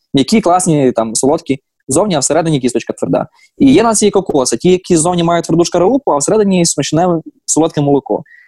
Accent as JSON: {"language": "Ukrainian", "country": "Ukraine", "moved": "as an adult", "lives_now": "Washington, United States", "said": "я з України"}